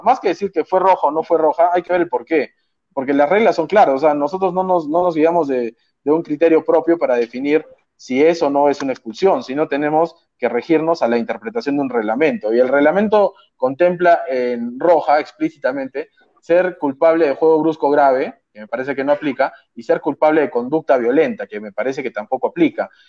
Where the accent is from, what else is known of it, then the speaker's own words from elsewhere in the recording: Arequipa, Peru; yo soy arequipeño y soy hincha de Melgar